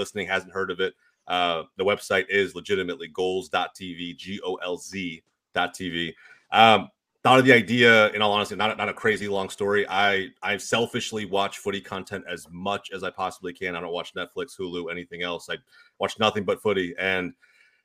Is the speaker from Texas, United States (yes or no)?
yes; Dallas, Texas, United States; I grew up here in the Dallas, Texas area